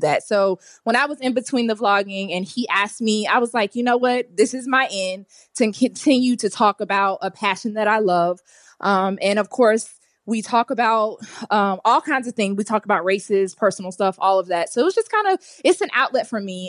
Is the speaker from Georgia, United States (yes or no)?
yes; Atlanta, Georgia, United States; I'm born and raised in Atlanta